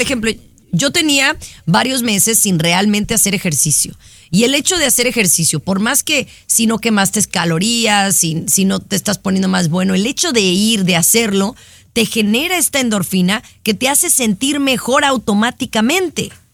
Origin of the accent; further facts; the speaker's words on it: Mexico; donde no somos los mexicanos la, la mayoría